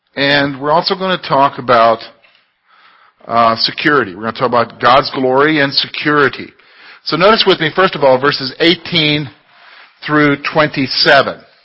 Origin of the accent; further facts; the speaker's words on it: Columbia, South Carolina, United States; moved away; I grew up in South Carolina in what's known as the Sand Hills of South Carolina, down there in Columbia